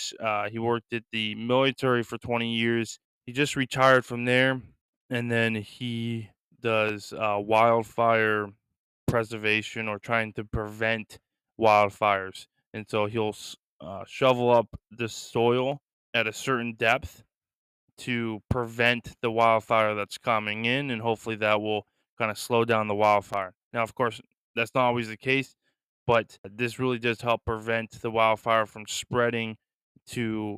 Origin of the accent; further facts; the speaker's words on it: Lisbon, Maine, United States; my hometown in Lisbon